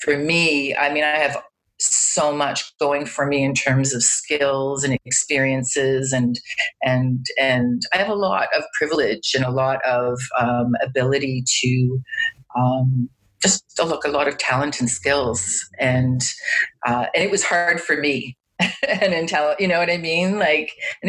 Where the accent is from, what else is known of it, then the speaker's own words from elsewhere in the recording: Toronto, Ontario, Canada; also born or lived in Montreal; I'm from Toronto in Canada